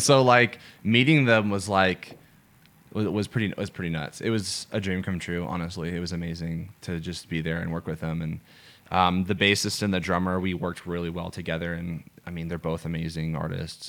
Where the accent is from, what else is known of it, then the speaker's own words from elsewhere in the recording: Atlanta, Georgia, United States; I'm from Atlanta, Georgia